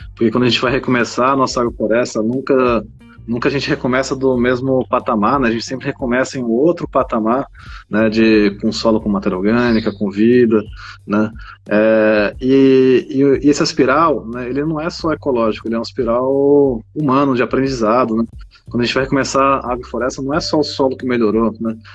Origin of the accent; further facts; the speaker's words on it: Goiás, Brazil; moved away; also born or lived in Piauí; cresci em Goiás, né, na Chapada dos Veadeiros, onde meu pai tinha fazendas